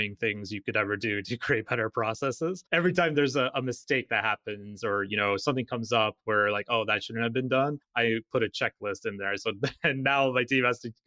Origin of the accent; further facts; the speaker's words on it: Alaska, United States; I'm from Alaska, you know, wide open spaces.